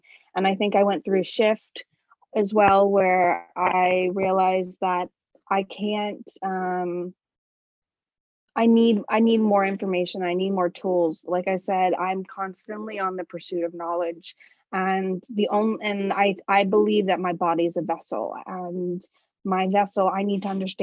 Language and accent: English; New York City, New York, United States; now in Stockholm, Sweden; I'm originally from New York, New York City.